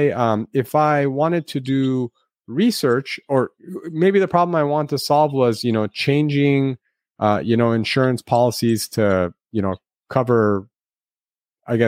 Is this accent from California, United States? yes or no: yes; Los Angeles, California, United States; the Armenian American community in Los Angeles, where I grew up